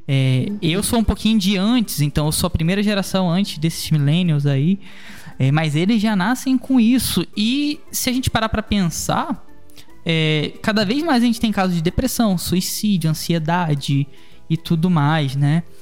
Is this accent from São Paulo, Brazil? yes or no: no; Rio de Janeiro, Brazil; É, eu sou do Rio de Janeiro, né? E o Brasil vive, vive uma guerra civil, né, cara?